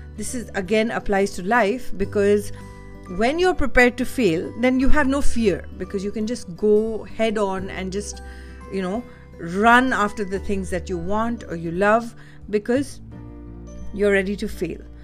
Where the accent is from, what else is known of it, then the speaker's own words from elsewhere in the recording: India; I'm Indian